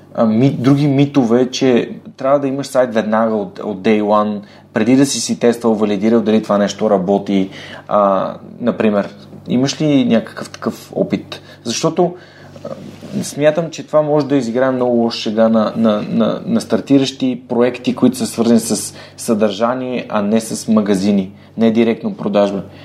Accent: Bulgaria; аз много се радвам, че съм българин

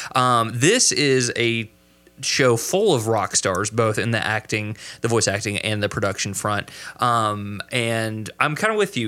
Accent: Kentucky, United States; my home state

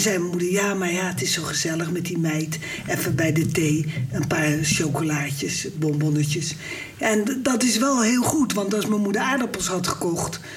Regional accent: Rotterdam, South Holland, Netherlands; ik kwam uit Rotterdam-Zuid

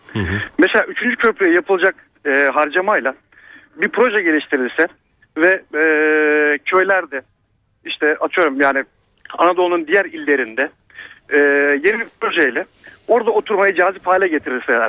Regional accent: Istanbul, Turkey; moved away as an adult; now in Ankara, Turkey; Doğma büyüme İstanbulluyum.

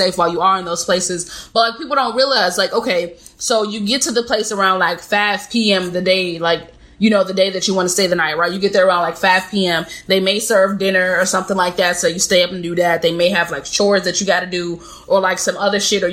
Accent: Chicago, Illinois, United States; moved away; I'm from Chicago

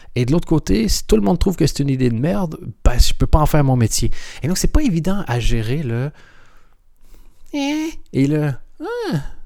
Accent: Canada; moved away as an adult; also born or lived in Europe; Je suis canadien

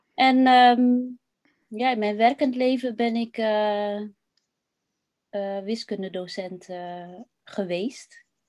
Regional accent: West-Friesland, North Holland, Netherlands; ik ben opgegroeid in West-Friesland.

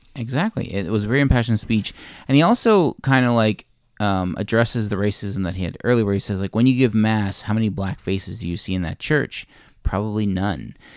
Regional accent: Newfoundland and Labrador, Canada; being a Newfoundlander

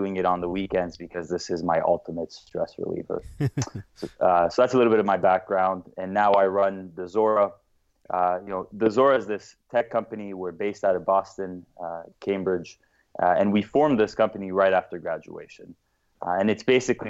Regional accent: Lebanon; now in United States; originally, I am from Lebanon. I was born in the States, grew up here for a bit, but I studied at a Jesuit French school in Lebanon

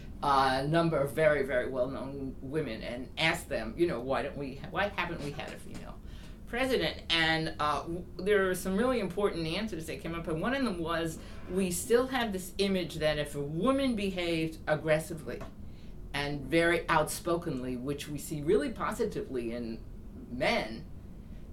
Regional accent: New York City, New York, United States; I grew up in New York City

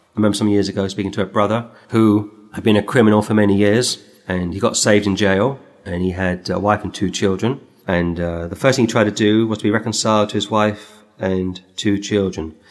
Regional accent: England, United Kingdom; as an English uh, citizen

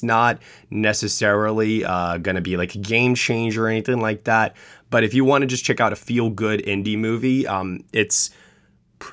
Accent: New York, United States; the New York Film Festival, my hometown

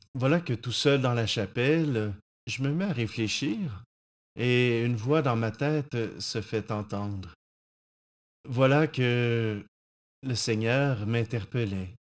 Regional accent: Saint-Hyacinthe, Quebec, Canada; retourner dans mon patelin à Saint-Hyacinthe à l'époque

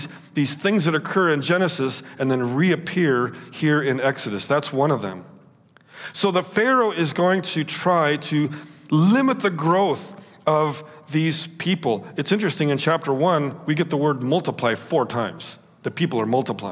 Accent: West Coast, United States; I grew up on the West Coast.

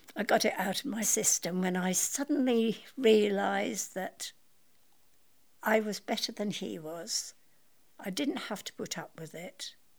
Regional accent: Scotland, United Kingdom; I was born in Scotland

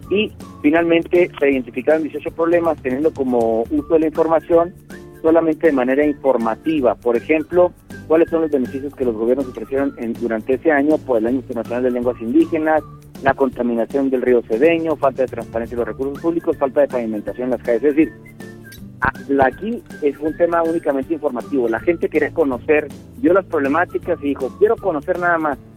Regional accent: Mexico; todos somos mexicanas y mexicanos

